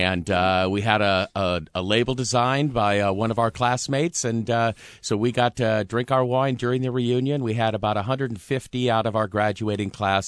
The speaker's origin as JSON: {"language": "English", "town": "Seattle", "region": "Washington", "country": "United States", "tie": "born or raised there", "moved": "as an adult", "lives_now": "Eastern Washington, United States", "said": "great to be back in my hometown. I grew up over here in Seattle and went to college at WSU and found out there were actually four seasons in Washington State and decided to stay east of the mountains."}